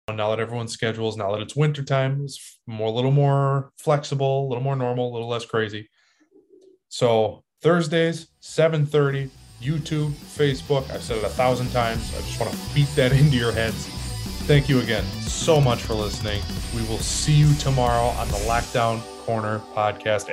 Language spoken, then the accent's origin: English; Green Bay, Wisconsin, United States; I'm from Green Bay.